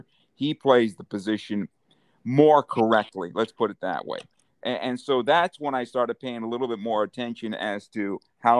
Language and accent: English; San Diego, California, United States; I grew up in San Diego